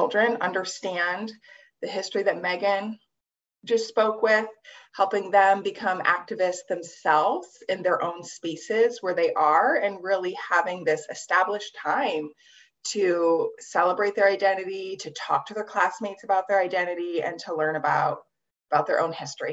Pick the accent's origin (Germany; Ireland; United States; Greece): United States; Midwest; also born or lived in New York City; now in Brooklyn, United States; I grew up in the Midwest